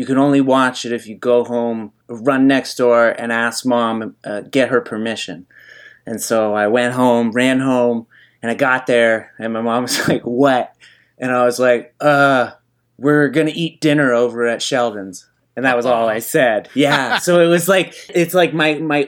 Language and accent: English; Nova Scotia, Canada; I grew up on the East Coast. I grew up in Nova Scotia